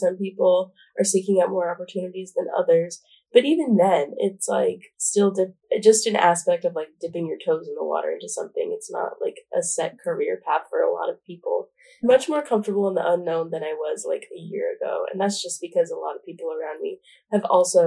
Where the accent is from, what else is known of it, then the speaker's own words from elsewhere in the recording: Albuquerque, New Mexico, United States; moved away as an adult; now in Washington, D.C., United States; I'm from Albuquerque, New Mexico, and that's like a really big part of me